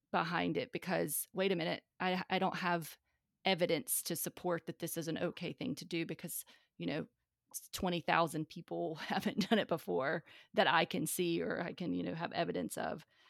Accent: North Carolina, United States; from the South, I'm from North Carolina

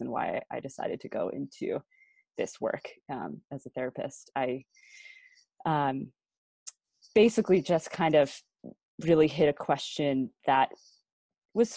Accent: United States; being an American

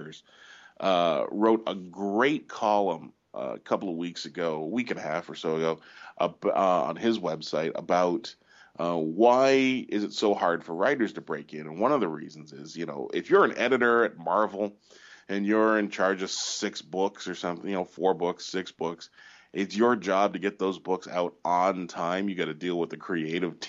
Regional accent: Canada; we're Canadian

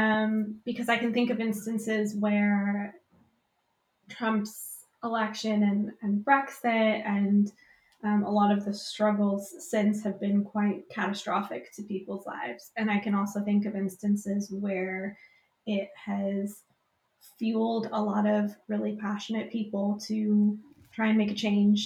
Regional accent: United States; now in United Kingdom; I'm American living in the UK, but still feel quite connected to everything happening back in the States

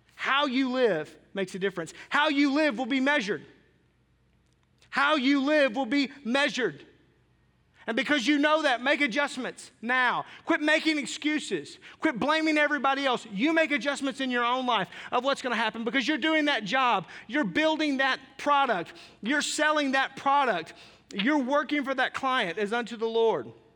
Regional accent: Arkansas, United States; I grew up in Arkansas.

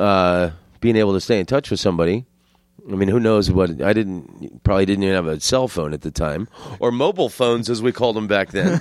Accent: Florida, United States; moved away; also born or lived in Amsterdam / Los Angeles; I'm from Florida

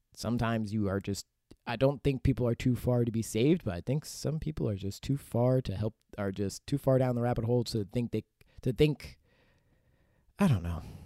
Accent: Pittsburgh, Pennsylvania, United States; now in Los Angeles, United States; over, like, a decade of being in Pittsburgh, Pennsylvania

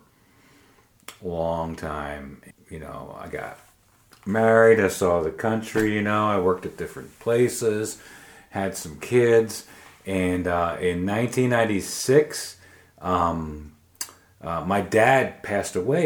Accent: Bucks County, outside Philadelphia, Pennsylvania, United States; I grew up right outside of Philadelphia, and Bucks County, you know, Philadelphia, Pennsylvania area, suburbs

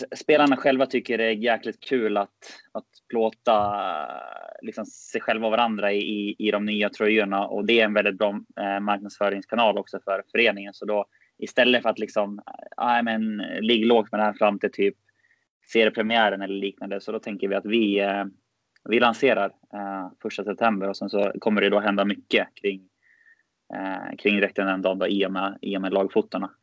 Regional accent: Västerås, Västmanland, Sweden; moved away; jag kommer ifrån eh, och är född och uppväxt i, i Västerås

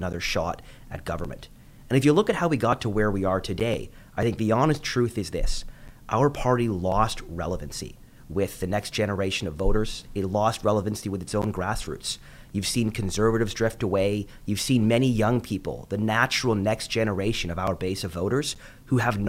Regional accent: Vancouver, British Columbia, Canada; I've got a family growing up in Vancouver. I was born and raised here.

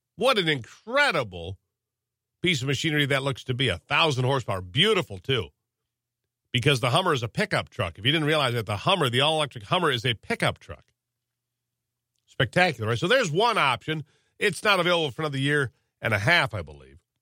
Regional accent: United States; I'm an American

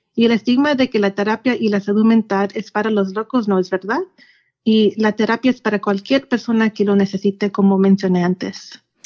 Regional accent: Yakima Valley, Washington, United States; also born or lived in Seattle; Pues yo soy de, del Valle de Yakima y aquí ah, me crecí y aquí es donde está mi familia

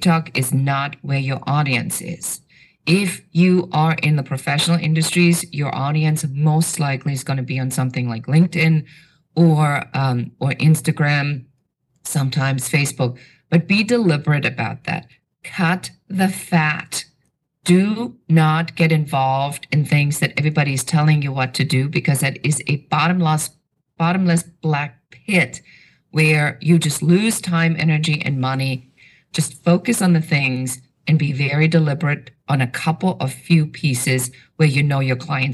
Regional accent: Germany; moved away; I have an accent. So I'm originally from Germany

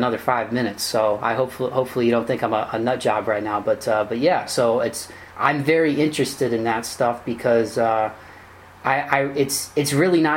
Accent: Toledo, Ohio, United States; my hometown, Toledo

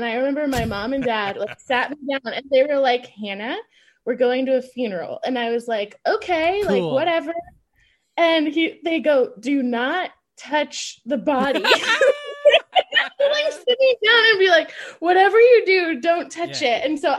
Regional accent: Indianola, Iowa, United States; Indianola, Iowa.

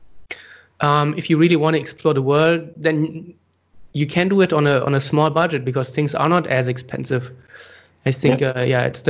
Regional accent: Germany; moved away as an adult; also born or lived in Frankfurt, Germany / Asia; we're both from Germany

